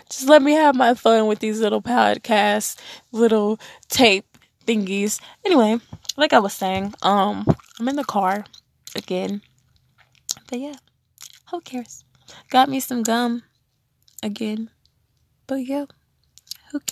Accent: Texas, United States; also born or lived in Las Vegas, Nevada; I've lived in Texas most of all my life, but I moved away from Texas to do my senior year at Spring Valley High School in Las Vegas

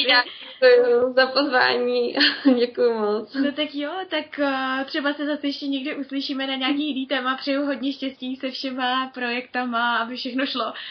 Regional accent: Czechia; u nás v Čechách

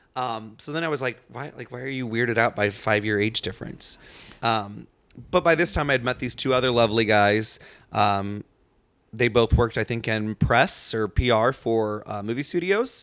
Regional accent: St. Louis, Missouri, United States; moved away; I'm from Saint Louis

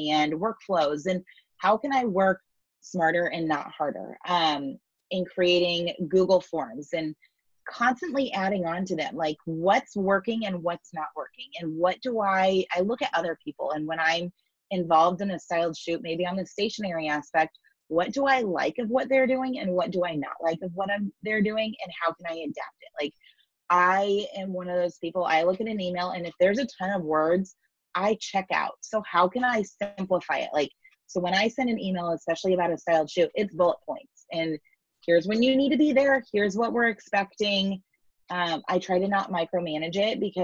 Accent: Overland Park, Kansas, United States; We're fifth generation Kansas City

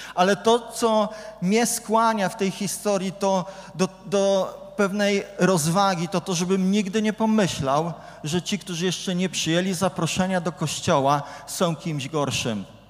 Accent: Gdynia, Pomeranian Voivodeship, Poland; Ja jestem z Gdyni, więc kibicuję Arce

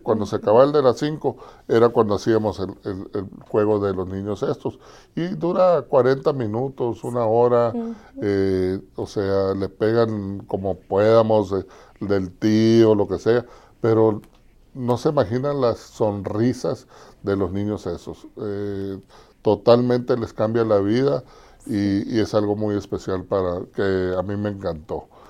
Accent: Nogales, Arizona, United States; also born or lived in Los Angeles / Culiacán; yo soy nativo de aquí en Nogales, Arizona. Aquí nací, aquí crecí

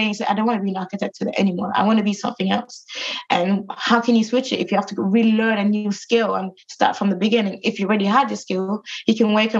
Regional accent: Germany; now in London, United Kingdom; I come from Germany and I come from from the countryside, and it was just full of like nature

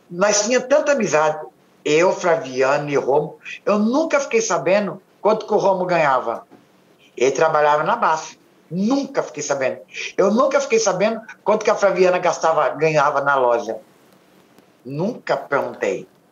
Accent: São Paulo, Brazil; eu nasci lá. Eu sou nascido e criado em São Paulo

